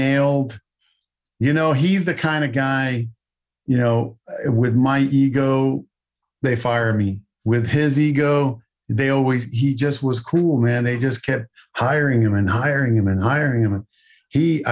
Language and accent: English; Newark, New Jersey, United States; born or raised there; moved away; also born or lived in Washington Heights, New York / California